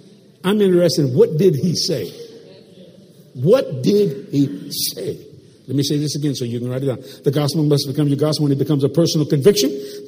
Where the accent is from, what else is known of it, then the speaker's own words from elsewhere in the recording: New York, United States; I was raised on La Costa Nostra. I was raised with the mafia on the streets of New York.